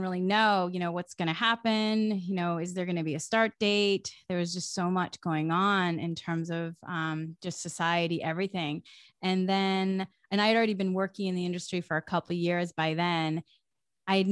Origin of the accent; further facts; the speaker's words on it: Massachusetts, United States; moved away as an adult; I grew up in New England, in Massachusetts, in a small town